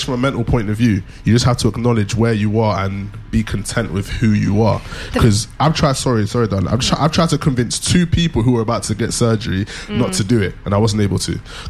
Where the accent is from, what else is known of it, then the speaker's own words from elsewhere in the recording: United Kingdom; Grownish, smartish, British. We are British, apparently.